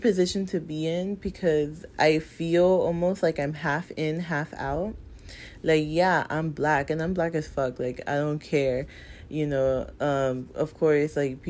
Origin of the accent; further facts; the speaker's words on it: United States; I'm black American. But then my parents are both immigrants from places that have very deep roots in slavery